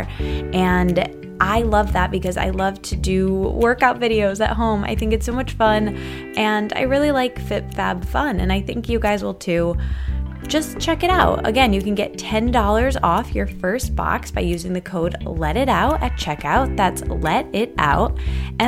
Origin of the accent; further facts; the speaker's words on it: Midwest, United States; I'm from the Midwest